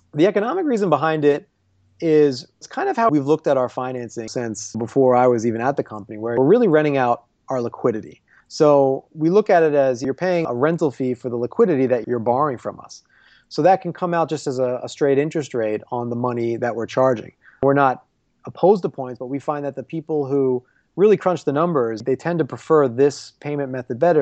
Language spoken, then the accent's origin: English; Philadelphia, Pennsylvania, United States; now in Chicago, United States; I'm from Philly